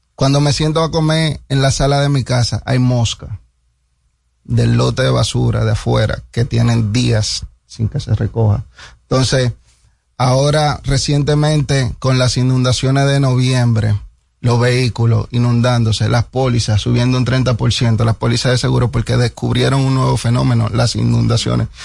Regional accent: Dominican Republic; 100% dominicano

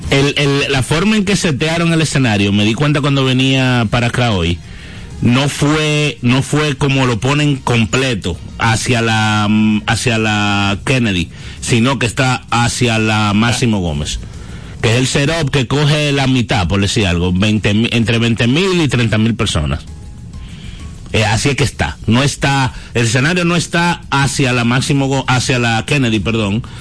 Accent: Dominican Republic; Porque vamos a suponer que porque nosotros como dominicanos al fin siempre tenemos siempre le ponemos una duda a lo que pasa.

